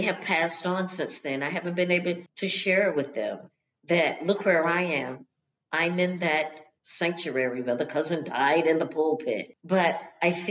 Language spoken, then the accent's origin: English; Charlotte, North Carolina, United States; also born or lived in Baltimore; I grew up in Charlotte